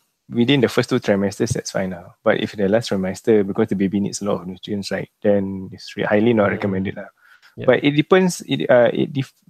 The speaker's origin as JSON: {"language": "English", "country": "Singapore", "said": "we come from Singapore"}